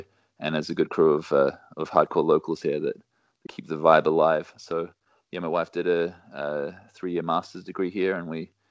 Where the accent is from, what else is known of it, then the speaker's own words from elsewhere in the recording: New Zealand; moved away as an adult; also born or lived in England; now in Innsbruck, Austria; Born and raised in New Zealand. Mum's Kiwi as well